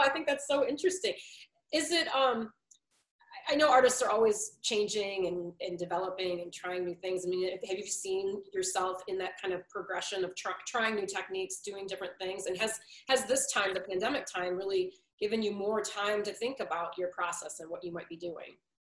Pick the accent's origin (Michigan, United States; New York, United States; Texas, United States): Michigan, United States; Detroit; I grew up down in Detroit too